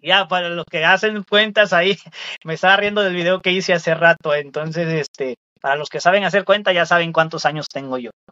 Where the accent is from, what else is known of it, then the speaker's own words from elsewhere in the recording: Veracruz, Mexico; now in Chicago, United States; Yo soy, yo soy mexicano del estado de Veracruz. Yo pertenezco al estado de Veracruz de México, un pueblito